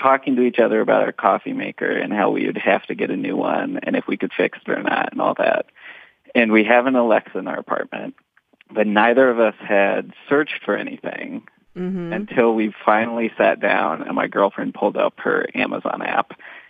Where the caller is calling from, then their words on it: Boston, Massachusetts, United States; I'm calling from Boston.